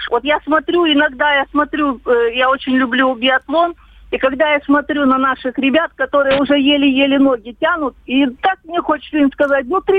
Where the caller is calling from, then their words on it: Khabarovsk, Khabarovsk Krai, Russia; я звоню из Хабаровска.